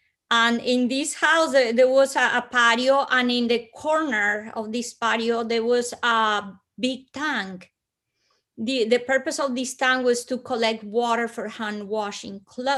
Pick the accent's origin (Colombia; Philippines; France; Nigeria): Colombia; Bogotá, Bogotá Capital District; because I am from Colombia, I come from hot weather country. But Bogota's high up in the Andes, almost 10,000 feet.